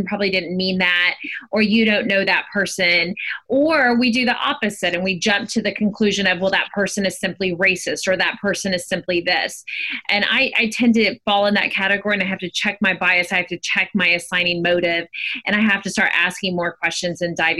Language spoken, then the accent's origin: English; Honduras; now in United States; I grew up in Honduras.